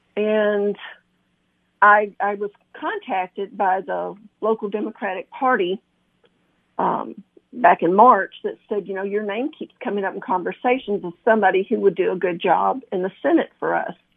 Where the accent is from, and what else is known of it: McMinnville, Tennessee, United States; born or raised there; also born or lived in Flint, Michigan